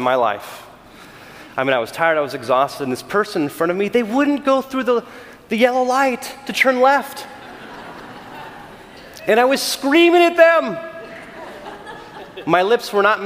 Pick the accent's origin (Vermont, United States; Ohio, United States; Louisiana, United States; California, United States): California, United States; I'm from California